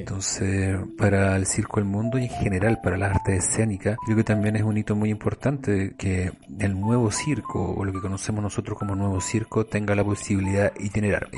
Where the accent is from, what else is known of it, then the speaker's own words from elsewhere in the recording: Rancagua, O'Higgins, Chile; Yo soy de Rancagua y siempre era un hito cuando llegaba un circo a mi ciudad